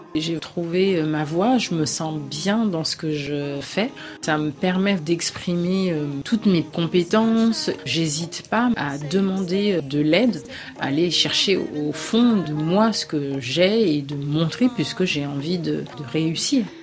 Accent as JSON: {"language": "French", "town": "Paris", "region": "Île-de-France", "country": "France", "tie": "born or raised there", "said": "Je suis née à Paris, mais j'ai gardé ce lien avec euh, mes racines."}